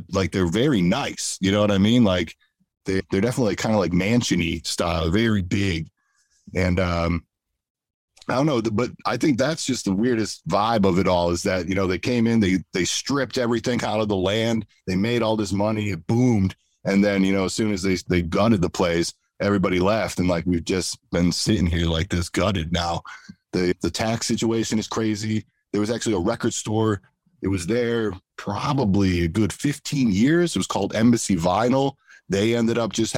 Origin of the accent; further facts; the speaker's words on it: Scranton, Pennsylvania, United States; also born or lived in Philadelphia; I'm originally from Scranton. I moved to Philly. I was 18. And, you know, so I grew up around here.